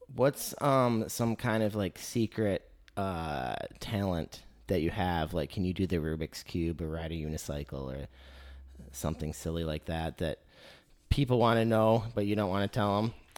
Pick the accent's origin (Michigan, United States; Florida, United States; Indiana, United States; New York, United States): Michigan, United States; moved away; I grew up in Michigan.